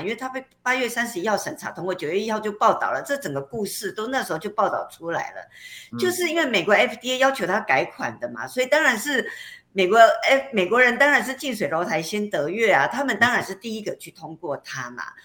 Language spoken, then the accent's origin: Chinese; Taiwan; 我们台湾人